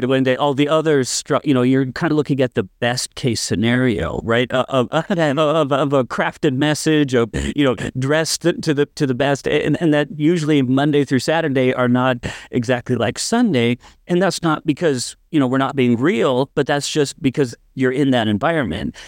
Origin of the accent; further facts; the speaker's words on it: North Dakota, United States; I'm actually from North Dakota and grew up in this area